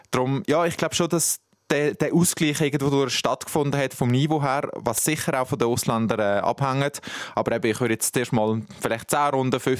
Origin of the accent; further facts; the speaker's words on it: Switzerland; da ich die ganze Nachwuchsabteilung und äh, da aufgewachsen bin in der Schweiz.